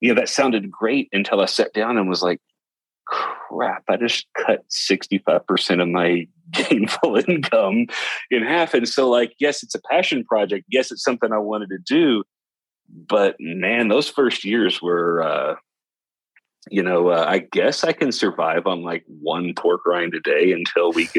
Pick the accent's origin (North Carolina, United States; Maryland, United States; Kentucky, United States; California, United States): Kentucky, United States; West; accent: Southern drawl; moved away; I'm from West Kentucky originally